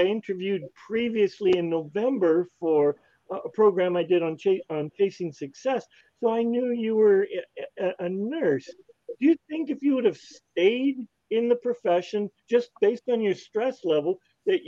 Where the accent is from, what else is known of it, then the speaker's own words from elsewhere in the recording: Canada; as a Canadian